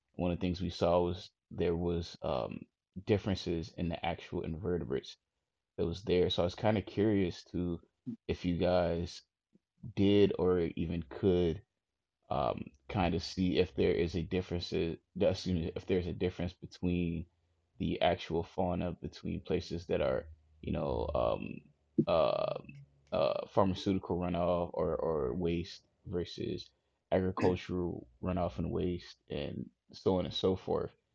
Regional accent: Chicago, Illinois, United States; I'm from Chicago

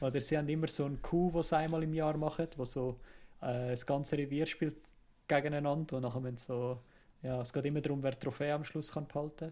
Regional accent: Kloten, Zurich, Switzerland; ich bin halt an, an, in Klot aufgewachsen

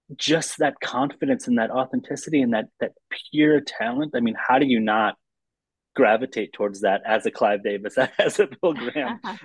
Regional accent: Lansing, Michigan, United States; I grew up in the in the Midwest in, in Lansing, Michigan

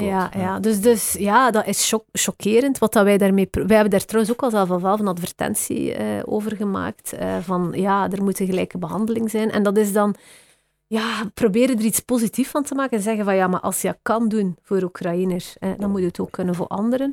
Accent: West Flanders, Belgium; accent: West Flemish; now in Brussels, Belgium; mijn accent is denk ik West-Vlaams

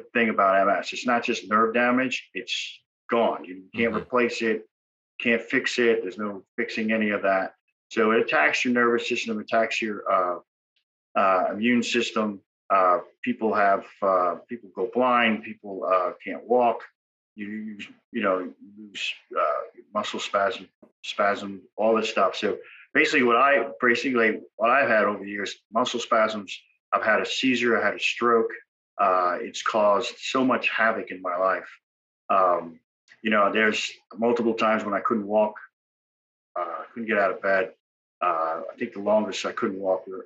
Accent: Long Island, New York, United States; now in Hampton Roads, United States; I'm originally from Long Island, New York

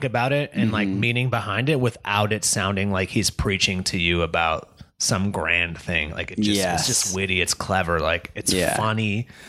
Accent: United States; we are Americans. Like we're not Irish.

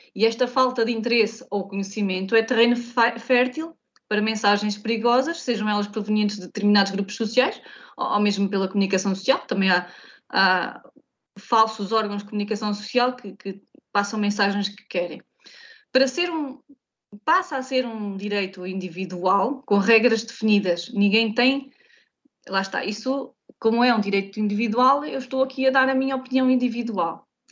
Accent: Santo António, Vagos, Aveiro District, Portugal; eu sou de Santo António

